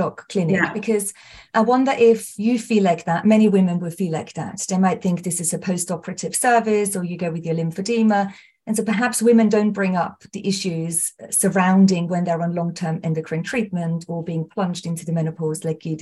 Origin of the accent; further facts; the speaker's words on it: Austria; moved away as an adult; now in United Kingdom; I was raised and born and raised in Austria, and I came to the UK when I was 19